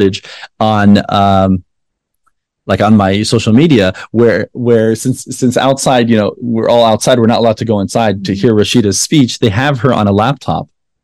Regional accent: Palestine; now in United States; They say, where are you from? And I say, Palestine.

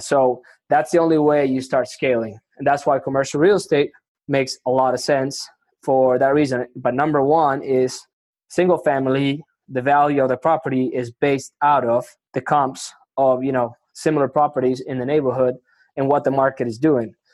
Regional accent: Argentina; first language Spanish; English is a second language; now in Houston, United States; I'm originally from Argentina. I speak, you know, Spanish is my first language.

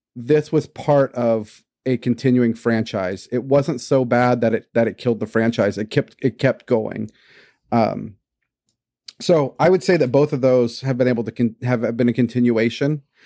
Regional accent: Houston, Texas, United States; Growing up in Houston, never having seen snow

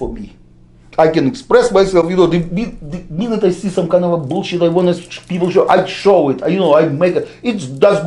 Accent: Russia; English is a second language; now in United States; my people who I come from Russia

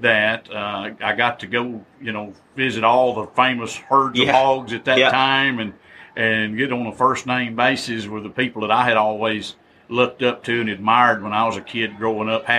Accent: Pelham, Georgia, United States; I grew up in Pelham, Georgia

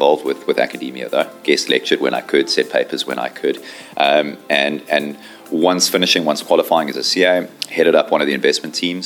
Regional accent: Johannesburg, Gauteng, South Africa; I'm a chartered accountant from Johannesburg, South Africa. And I'm the co-founder and CEO of a business called The Invigilator. I think growing up in South Africa, sport was sort of always a big part of my life

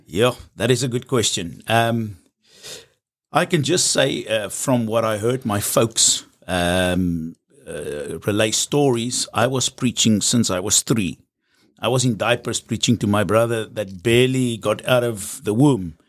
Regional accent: South Africa; I'm from South Africa

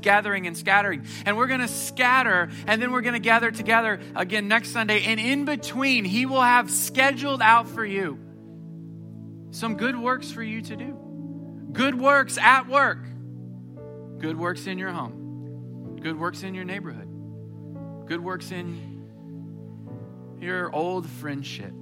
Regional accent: Springfield, Missouri, United States; now in Houston, United States; I grew up in Springfield, Missouri

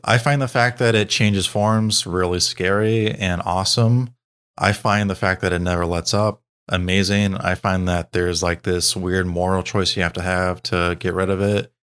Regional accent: United States; as an American

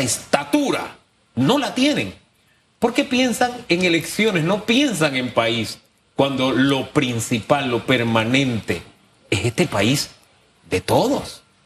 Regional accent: Panama; como panameños

